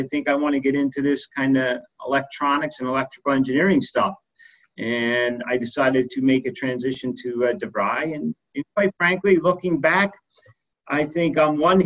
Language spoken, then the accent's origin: English; Poconos area, Northeast Pennsylvania, United States; moved away; I grew up in Northeast Pennsylvania in the Poconos area of Pennsylvania